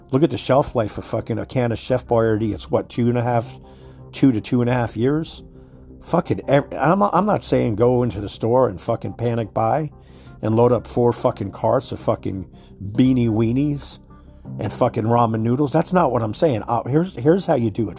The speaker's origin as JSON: {"language": "English", "country": "United States", "said": "We are fucking American citizens."}